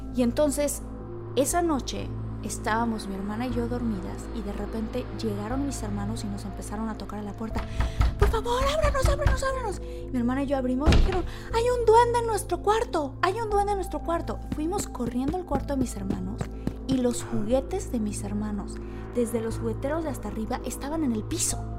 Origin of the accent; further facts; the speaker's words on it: Villahermosa, Tabasco, Mexico; yo crecí en Villahermosa y en Tabasco